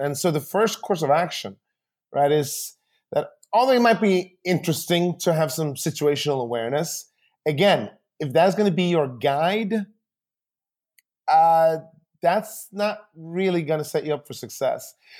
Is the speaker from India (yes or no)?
no; Sweden; now in United States; I grew up in Sweden, um, and, uh, and my, my parents are still there.